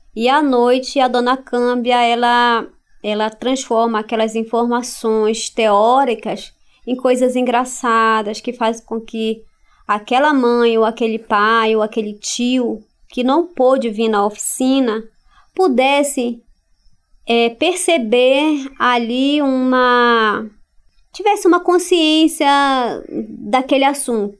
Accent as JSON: {"language": "Portuguese", "town": "Santarém", "region": "Pará", "country": "Brazil", "tie": "born or raised there", "also_born_or_lived": "Altamira", "said": "A gente parou aqui em Santarém quando eu tinha mais ou menos 6"}